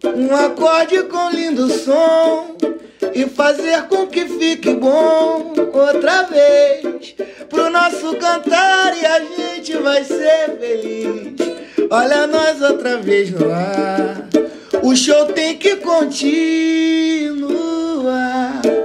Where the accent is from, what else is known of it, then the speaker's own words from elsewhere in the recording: Rio de Janeiro, Brazil; Eu, eu sou criado em comunidade, né? Eu nasci aqui, como falei, em Piedade, próximo ao Morro do Dezoito